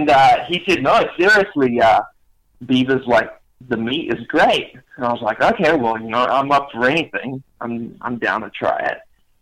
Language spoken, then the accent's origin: English; New Zealand; accent: New Zealand; moved away as an adult; also born or lived in South Africa; now in Maine, United States; No, I'm not from Maine. I'm from originally South Africa, and my accent that you can hear, I'm from New Zealand.